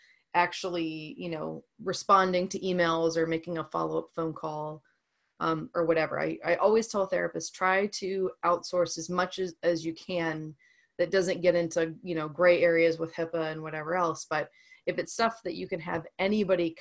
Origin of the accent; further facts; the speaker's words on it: New Orleans, Louisiana, United States; moved away as an adult; also born or lived in Boston, Massachusetts; now in Massachusetts, United States; I'm from New Orleans originally